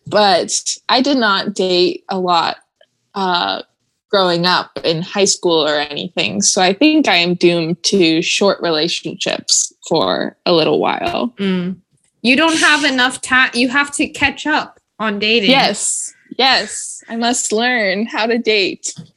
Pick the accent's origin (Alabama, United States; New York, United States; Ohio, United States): Ohio, United States; now in Nashville, United States; we're from Ohio